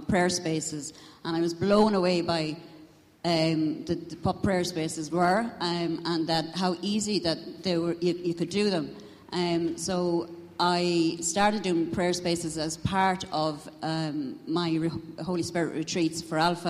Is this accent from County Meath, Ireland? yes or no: no; Tullamore, County Offaly, Ireland; I'm from Tullamore, County Offaly.